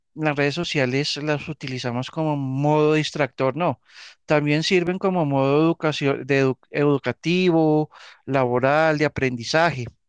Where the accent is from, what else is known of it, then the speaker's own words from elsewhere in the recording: Colombia; soy colombiano